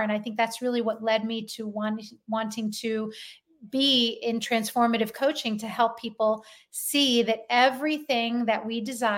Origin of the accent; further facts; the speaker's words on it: Philadelphia, Pennsylvania, United States; You can tell I'm from Philadelphia